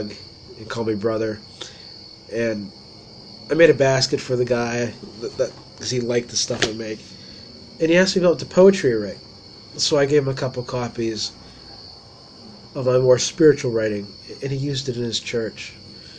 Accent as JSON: {"language": "English", "town": "Ligonier", "region": "Pennsylvania", "country": "United States", "tie": "born or raised there", "also_born_or_lived": "Somerset, Pennsylvania / Boswell, Pennsylvania", "said": "I grew up in Ligonier"}